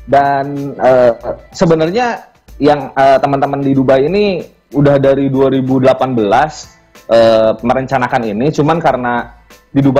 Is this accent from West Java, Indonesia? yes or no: yes; West Java, Indonesia; Karena … itu mungkin karena uh, saya orang Sunda ya, yeah. orang Sunda.